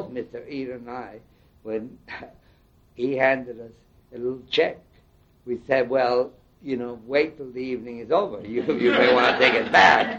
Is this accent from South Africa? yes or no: no; Panama; now in United States; I come from Panama. I have lived in this country most of my mature life